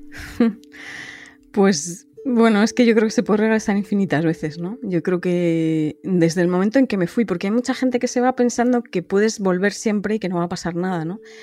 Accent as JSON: {"language": "Spanish", "town": "Madrid", "region": "Community of Madrid", "country": "Spain", "also_born_or_lived": "Denmark", "moved": "as an adult", "lives_now": "Copenhagen, Denmark", "said": "yo vivo en, Dinamarca, cerca de Copenhague, pero soy originalmente de Madrid."}